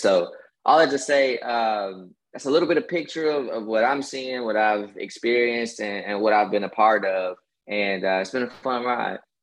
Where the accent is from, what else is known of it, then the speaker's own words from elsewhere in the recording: Kansas, United States; now in Atlanta, United States; I'm originally from the Midwest